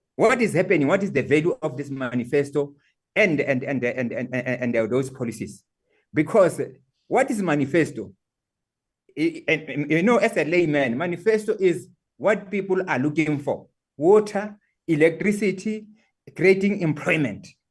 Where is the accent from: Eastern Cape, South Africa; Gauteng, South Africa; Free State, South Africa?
Free State, South Africa; Qwaqwa, Maluti-a-Phofung; I come from Kwakwa and I'm very proud that I come from that uh, area of uh, uh, Maluti, Apofu